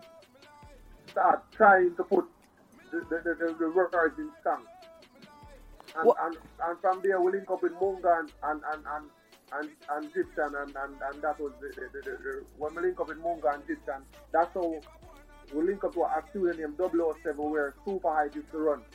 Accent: Kingston, Jamaica; also born or lived in Annotto Bay, St. Mary, Jamaica; I was born in Anatabia, and at the same time, I come to Kingston, and we just grow from there

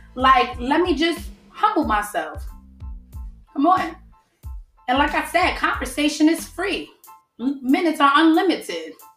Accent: New York City, New York, United States; I'm from the Bronx

